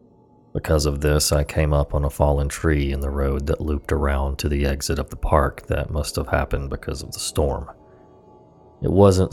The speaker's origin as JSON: {"language": "English", "region": "the South", "country": "United States", "tie": "born or raised there"}